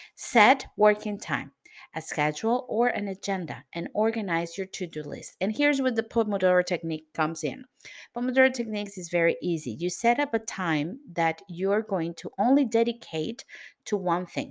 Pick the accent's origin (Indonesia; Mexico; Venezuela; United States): Venezuela; now in Lisbon, Portugal; I'm from Venezuela, but I live in Lisbon, Portugal